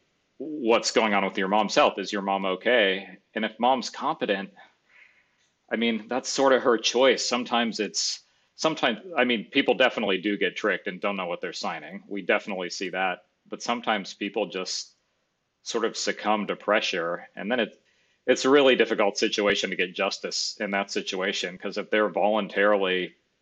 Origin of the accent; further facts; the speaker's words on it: Gainesville, Florida, United States; I grew up in Gainesville.